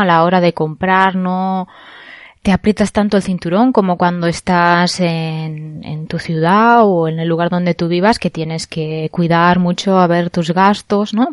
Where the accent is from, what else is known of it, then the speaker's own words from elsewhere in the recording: Spain; now in Japan; yo soy española